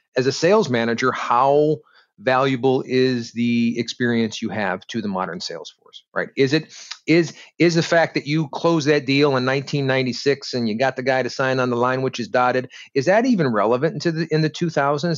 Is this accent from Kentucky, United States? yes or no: no; Detroit, Michigan, United States; I grew up in Detroit